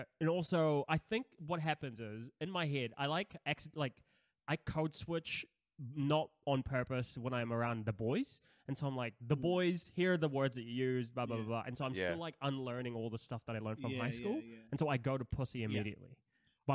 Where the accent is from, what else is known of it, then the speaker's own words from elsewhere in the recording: Philippines; I would say the …, but I am Filipino, and that's in.